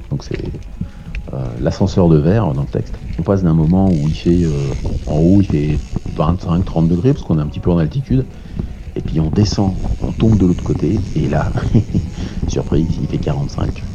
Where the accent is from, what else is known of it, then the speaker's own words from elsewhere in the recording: Ris-Orangis, Île-de-France, France; je suis né à Rissorangis, euh, dans l'Essonne, 91